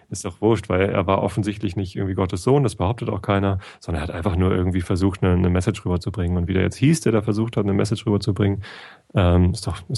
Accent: Northern Germany, Germany; also born or lived in Cologne; ich als Norddeutscher

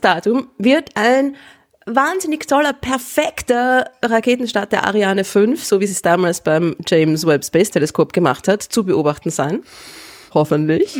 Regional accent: Vienna, Austria; als gebürtige Wienerin

